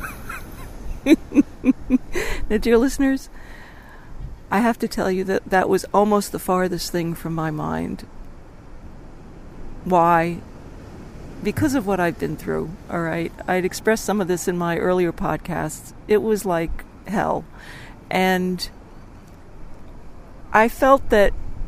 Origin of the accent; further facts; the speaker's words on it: United States; now in Australia; I'm living in Australia and I'm American